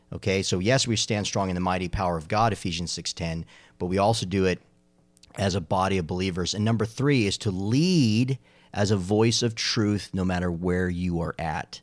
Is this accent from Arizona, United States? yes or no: yes; Arizona, United States; now in Charlotte, United States; growing up in Arizona